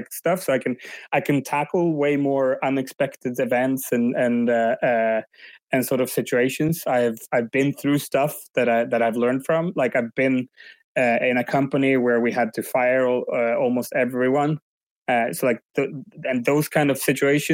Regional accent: Umeå, Västerbotten County, Sweden; first language Swedish; English is a second language; moved away as an adult; also born or lived in London, England; now in Barcelona, Spain; at the moment I'm in Umeå, which is my hometown up north in Sweden

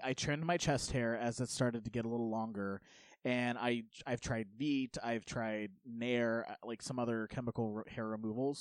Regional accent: United States; I kind of grew up in the middle of nowhere uh, in, in Polk County

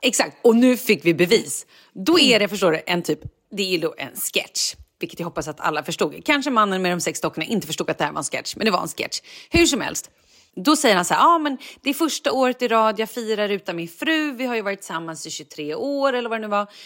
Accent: Vallentuna, Stockholm County, Sweden; jag är uppvuxen i Vallentuna

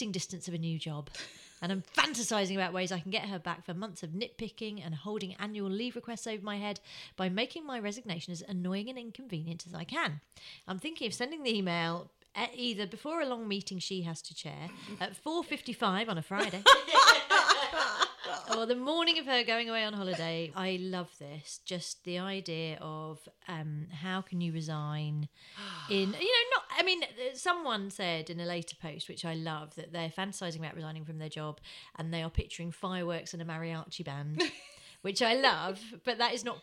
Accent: Croydon, London, United Kingdom; I am from Croydon

